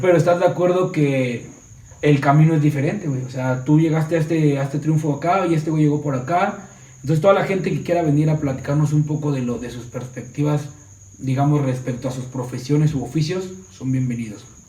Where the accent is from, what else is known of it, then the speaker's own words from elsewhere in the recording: Mexico City, Mexico; soy del DF